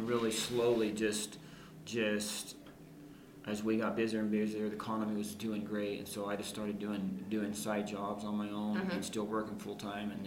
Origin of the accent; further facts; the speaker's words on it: Arizona, United States; moved away as an adult; also born or lived in Florida; my wife and I were both from Arizona